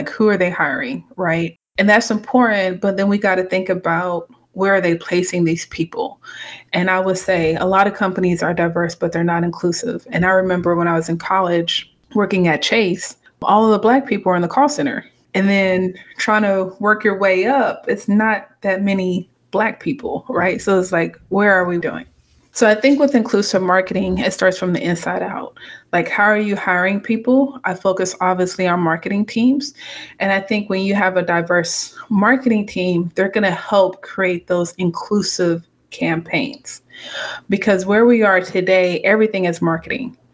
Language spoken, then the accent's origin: English; United States; also born or lived in Atlanta, Georgia / Lubbock, Texas / Houston, Texas / Cameroon (parents); So I was born in the States. So I'm Cameroon American. Grew up between Atlanta, Georgia, in Texas, Lubbock, Texas, Houston, Texas.